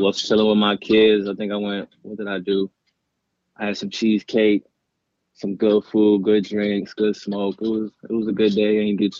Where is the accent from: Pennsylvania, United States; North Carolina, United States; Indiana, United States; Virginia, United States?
Virginia, United States; Dumfries; also born or lived in Brooklyn, New York; I'm born in Brooklyn, New York. I grew up in Dumfries, Virginia.